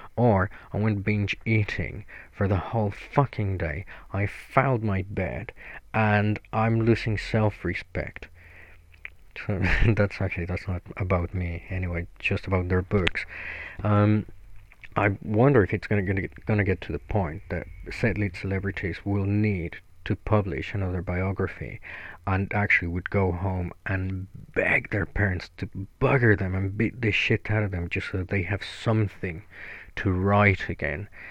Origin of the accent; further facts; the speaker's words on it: Mexico; moved away as an adult; now in United Kingdom; I'm originally from Mexico. I've been in the UK for nine years now